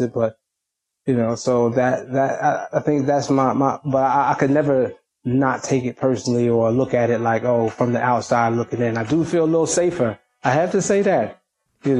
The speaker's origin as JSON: {"language": "English", "country": "United States", "tie": "born or raised there", "also_born_or_lived": "Okinawa, Japan", "moved": "as an adult", "lives_now": "Europe", "said": "America, you know, raised me. It's not, I was born in Okinawa, Japan"}